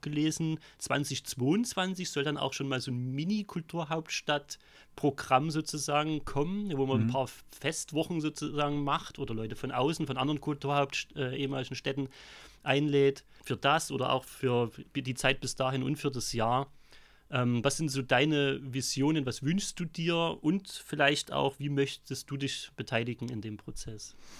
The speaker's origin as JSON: {"language": "German", "area": "Vogtland", "region": "Saxony", "country": "Germany", "also_born_or_lived": "Weimar", "moved": "as an adult", "lives_now": "Chemnitz, Germany", "said": "komme aber aus dem Vogtland, mein Dialekt lässt sich nicht verschleiern."}